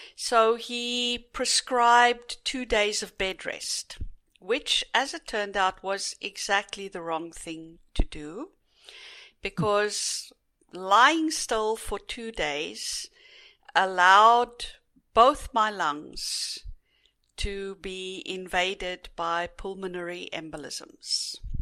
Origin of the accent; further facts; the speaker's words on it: South Africa; growing up in South Africa as privileged white in a very privileged white society